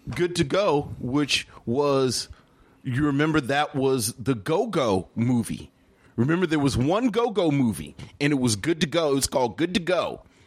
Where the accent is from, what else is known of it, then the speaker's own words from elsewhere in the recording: Baltimore, Maryland, United States; I'm from Baltimore, so I don't know a whole lot about go-go, but I was right next to D C